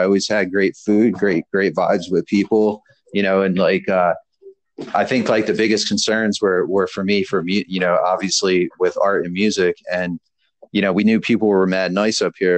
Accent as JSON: {"language": "English", "town": "Philadelphia", "region": "Pennsylvania", "country": "United States", "also_born_or_lived": "South Jersey", "moved": "as an adult", "lives_now": "New Hampshire, United States", "said": "I'm from Philly, I'm from the Philly area."}